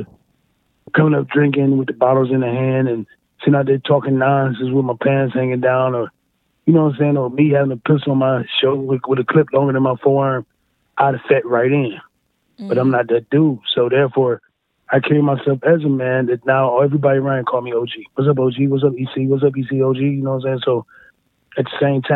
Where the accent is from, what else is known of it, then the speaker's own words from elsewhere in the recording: East Cleveland, Ohio, United States; also born or lived in Wade Park, Cleveland; I'm from the East Cleveland area, but now I moved down to Wade Park.